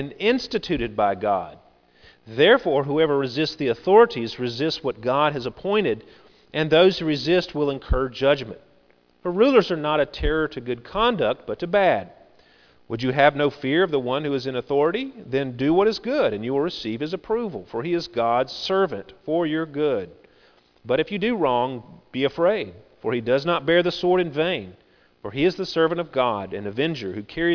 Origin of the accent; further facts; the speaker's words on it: United States; we are Americans